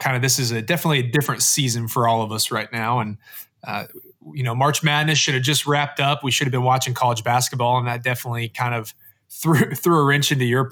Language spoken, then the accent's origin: English; Knoxville, Tennessee, United States; I grew up in Knoxville, Tennessee